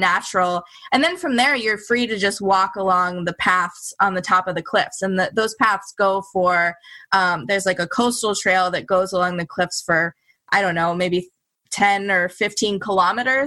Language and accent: English; United States; as an American